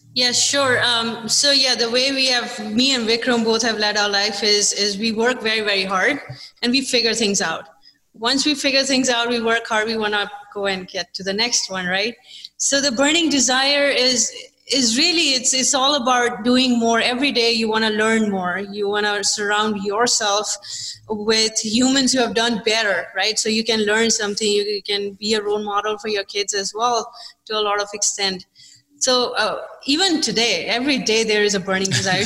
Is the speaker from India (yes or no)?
yes; India; moved away as an adult; also born or lived in London; now in United States; I was born in India. I, uh, you know, I was raised in a in a business class in India